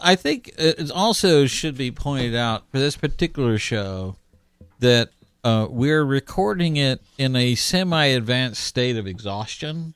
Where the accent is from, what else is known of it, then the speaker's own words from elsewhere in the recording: Houston, Texas, United States; moved away; I made my triumphant return to my hometown of Houston